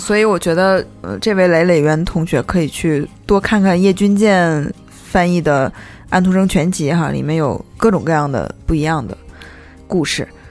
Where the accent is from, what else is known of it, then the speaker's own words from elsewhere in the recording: Northeast China, China; 因为我是个东北人嘛